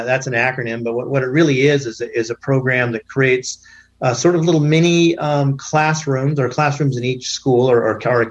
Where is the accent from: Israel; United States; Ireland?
United States; Southern Oregon; I grew up in Southern Oregon